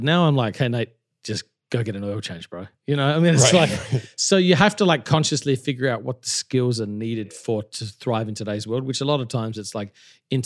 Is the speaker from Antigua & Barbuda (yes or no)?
no; Australia; moved away as an adult; also born or lived in Melbourne, Australia / Perth, Western Australia / Adelaide, South Australia; now in New York City, United States; I grew up in Australia. I was born in Melbourne, which has the best coffee in the world. Great place, great place. Then I lived from 2 to 10 in a place called Armidale in Perth, Western Australia, and then 10 to 20 in Adelaide.